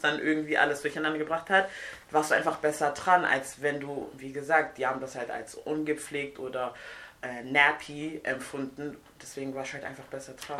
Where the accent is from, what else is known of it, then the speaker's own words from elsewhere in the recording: Nigeria; moved away; also born or lived in Siegen, Germany; Ich komme aus Nigeria ursprünglich